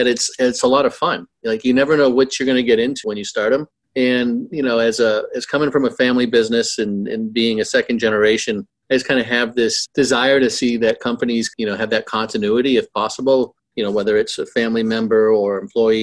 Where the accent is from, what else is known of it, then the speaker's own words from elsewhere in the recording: Boston, Massachusetts, United States; I'm from the Boston area